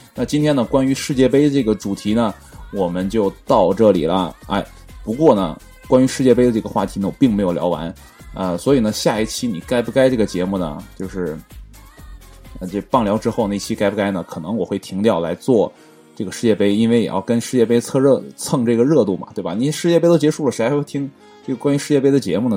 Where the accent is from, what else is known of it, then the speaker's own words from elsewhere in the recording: Northeast China, China; 我是东北的，啊，地地道道的东北人